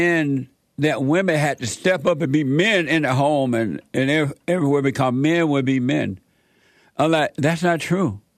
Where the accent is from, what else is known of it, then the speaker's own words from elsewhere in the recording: Alabama, United States; I grew up with him all my life down in Alabama